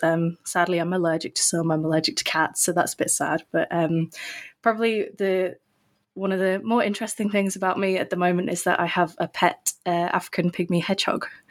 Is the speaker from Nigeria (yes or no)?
no; England, United Kingdom; also born or lived in St Andrews, Scotland; I'm from England